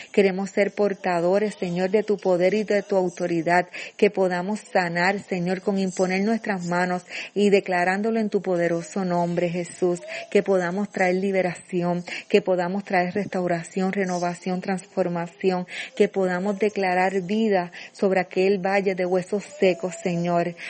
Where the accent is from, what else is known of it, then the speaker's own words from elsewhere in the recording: Puerto Rico; nuestra isla de Puerto Rico